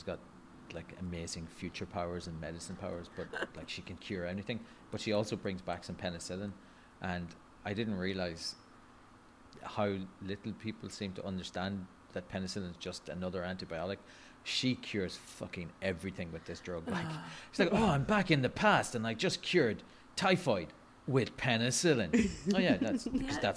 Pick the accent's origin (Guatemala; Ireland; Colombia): Ireland; I'm Irish and I've been raised on Scotch and Irish whiskey